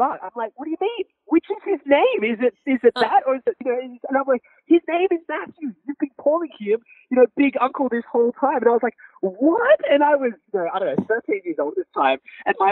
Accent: Sydney, New South Wales, Australia; growing up in Australia, particularly in the area that I was raised

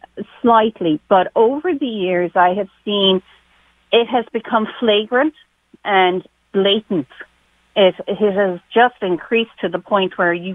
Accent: Ireland; now in West Hartford, United States; I'm from Ireland

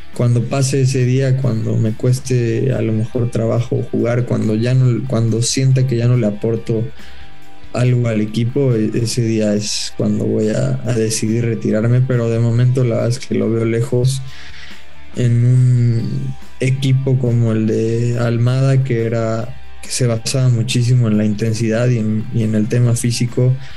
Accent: Mexico; futbolistas mexicanos

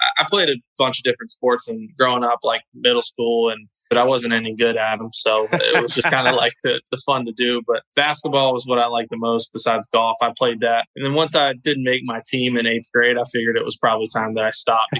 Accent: Louisville, Kentucky, United States; moved away as an adult; now in Florida, United States; growing up in Louisville, Kentucky

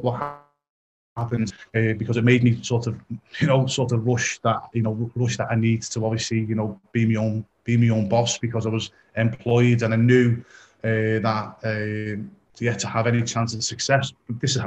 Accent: Liverpool, North West England, United Kingdom; I'm originally from Liverpool, England

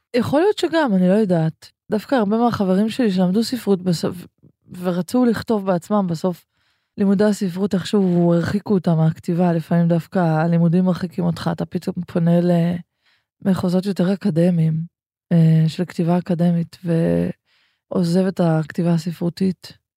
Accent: Ganei Tikva, Central District, Israel; הרבה חוויות מהספרייה הציבורית בגני תקווה, שם גדלנו

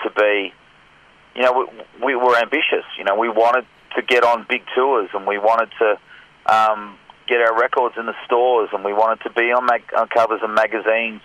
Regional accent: Scotland, United Kingdom; now in Australia; I was born in Scotland and lived in Scotland.

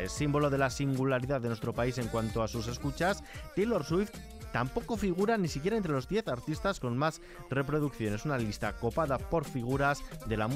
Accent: Asturias, Spain; Yo, yo os hablo como un asturiano más que siente en este sentido

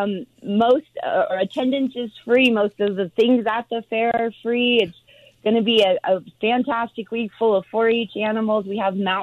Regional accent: Colorado Springs, Colorado, United States; moved away as an adult; now in Hugo, United States; I grew up in Colorado Springs

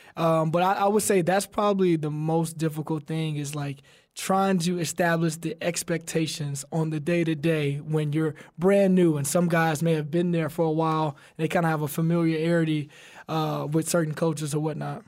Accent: Alabama, United States; We're both from Alabama

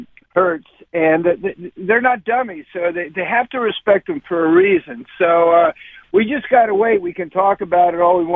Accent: Philadelphia, Pennsylvania, United States; moved away as an adult; also born or lived in Arizona; now in Florida, United States; I'm from Philadelphia, so I've always been a Philly fan.

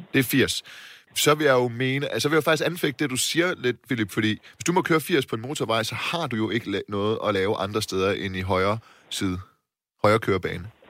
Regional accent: Silkeborg, Central Denmark Region, Denmark; now in Copenhagen, Denmark; Silkeborg, min hjemby

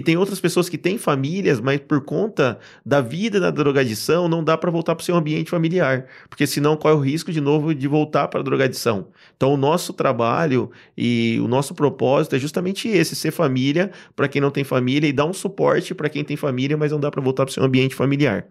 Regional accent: São José do Rio Preto region, interior of São Paulo, Brazil; eu sou do interior de São Paulo, de uma região ali conhecida como São José do Rio Preto. uma cidade é bem pequena, chama Polônia

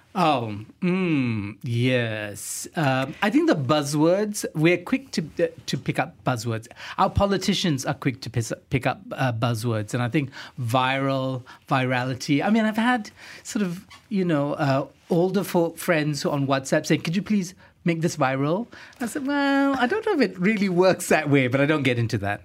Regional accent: Singapore; moved away as an adult; now in Kuala Lumpur, Malaysia; I grew up in Singapore, at least my teenage years.

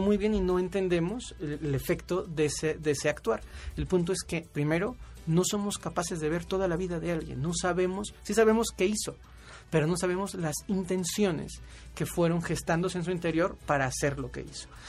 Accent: Mexico; por ser mexicanos

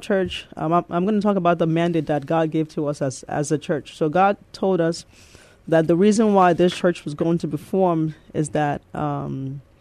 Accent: New York City, New York, United States; accent: mixture of Nigerian and the Bronx, New York accent; moved away as an adult; also born or lived in Nigeria; now in San Antonio, United States; I was born in Nigeria, and I came here when I was 10 years old, and I grew up in the Bronx, New York.

